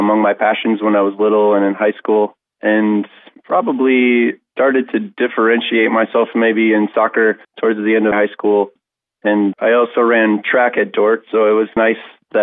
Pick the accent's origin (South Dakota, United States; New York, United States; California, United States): South Dakota, United States; Sioux Falls; moved away as an adult; also born or lived in Cleveland, Ohio / Orange City, Iowa; now in Sioux Falls, United States; I grew up in Sioux Falls, South Dakota